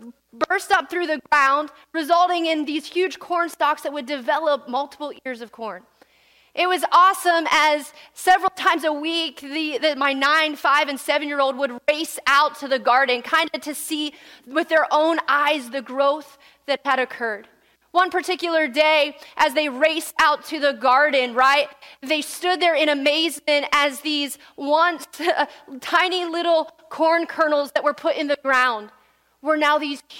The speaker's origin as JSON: {"language": "English", "region": "Pennsylvania", "country": "United States", "tie": "born or raised there", "also_born_or_lived": "West Virginia, United States", "said": "I was born and raised in Pennsylvania the entirety of my life, all except for 1 year"}